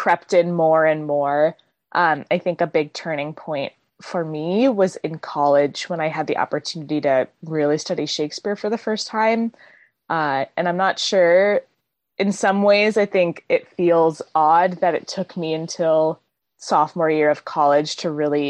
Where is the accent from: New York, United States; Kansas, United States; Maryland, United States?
Maryland, United States; moved away as an adult; also born or lived in St. Louis, Missouri; now in Seattle, United States; I grew up in Maryland and then moved to St. Louis for school